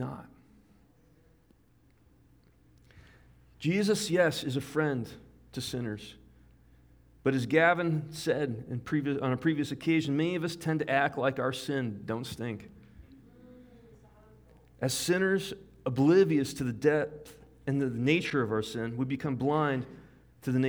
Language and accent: English; United States; I am an American